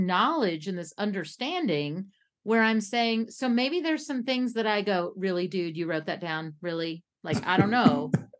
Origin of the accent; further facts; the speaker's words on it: Kentucky, United States; my home state of Kentucky